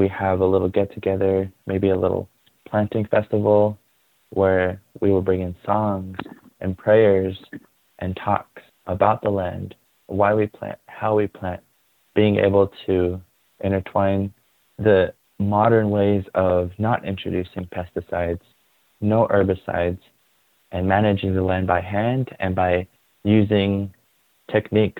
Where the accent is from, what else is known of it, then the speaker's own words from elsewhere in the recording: Shiprock, New Mexico, United States; I was born and raised in Shiprock, New Mexico